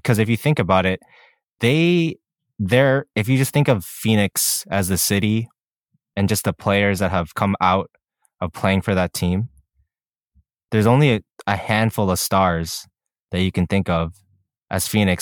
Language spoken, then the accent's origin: English; Canada; we're Canadian